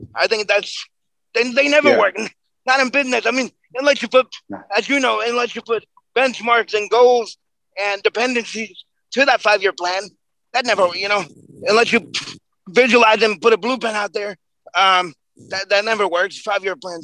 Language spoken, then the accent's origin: English; New York, United States; We're, we're both from New York